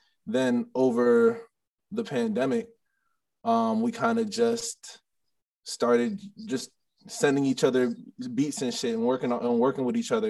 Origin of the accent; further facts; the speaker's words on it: Maryland, United States; also born or lived in Illinois; Cause I'm originally from Maryland, but I lived in Illinois, and I lived in like a small little rural town.